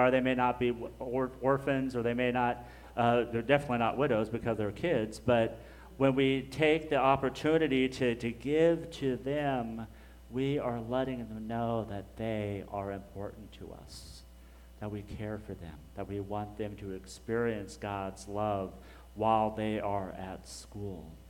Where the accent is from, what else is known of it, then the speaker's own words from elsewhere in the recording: Dallas, Texas, United States; we're just from Dallas because it's just easier to say.